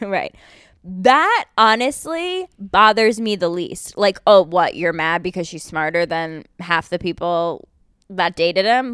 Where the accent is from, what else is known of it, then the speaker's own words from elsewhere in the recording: United States; as an American